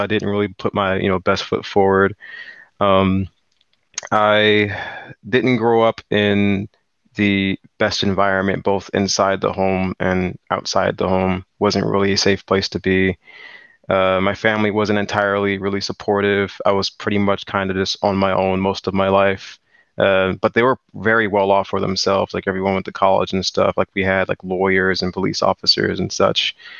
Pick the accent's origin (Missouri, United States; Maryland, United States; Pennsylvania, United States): Maryland, United States; Landover; So I was born and raised in Landover, Maryland, 1998. And I'm currently 23 years old.